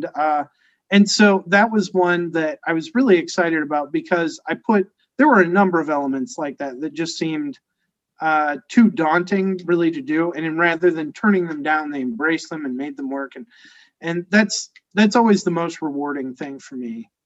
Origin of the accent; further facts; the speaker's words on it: Cedar Rapids, Iowa, United States; I grew up in Cedar Rapids, Iowa